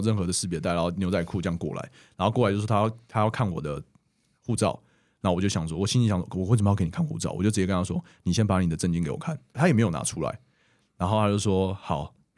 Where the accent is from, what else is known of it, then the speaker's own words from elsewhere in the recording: Taiwan; 我说，“哦，台湾。”